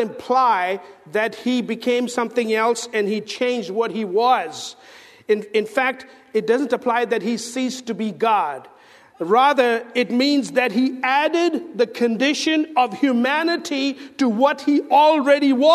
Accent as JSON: {"language": "English", "country": "India", "moved": "yes", "said": "I'm from India"}